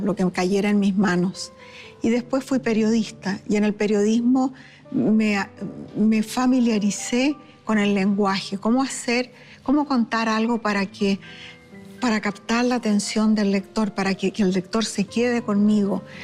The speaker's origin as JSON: {"language": "Spanish", "country": "Chile", "tie": "born or raised there", "moved": "as an adult", "said": "Yo nací en un tiempo en Chile en que no había televisión, nunca me llevaban al cine, no había ninguna entretención como niña fuera de leer"}